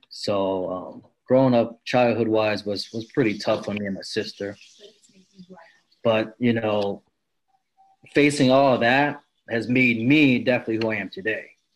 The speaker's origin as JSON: {"language": "English", "region": "Maryland", "country": "United States", "tie": "born or raised there", "also_born_or_lived": "French Camp, California", "said": "mom just took me and my sister to, to Maryland, and that's where we stayed."}